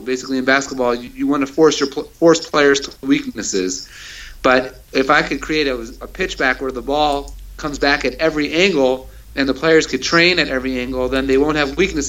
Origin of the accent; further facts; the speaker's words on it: Baltimore, Maryland, United States; moved away as an adult; also born or lived in Israel; I grew up in Baltimore, Maryland